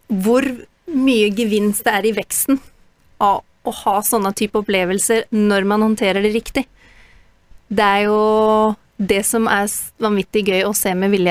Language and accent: Norwegian; Northern Ireland, United Kingdom; now in Norway; jeg vokste opp i Nord-Irland